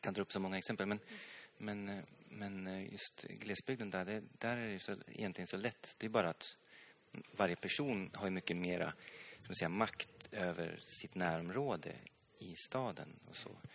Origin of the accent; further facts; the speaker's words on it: Hälsingland, Gävleborg County, Sweden; also born or lived in Stockholm; jag kommer själv från, från Hälsingland